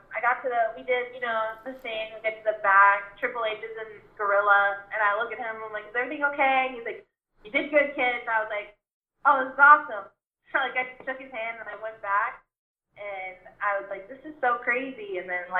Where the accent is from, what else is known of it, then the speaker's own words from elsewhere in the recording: Houston, Texas, United States; the Toyota Center in Houston, like my hometown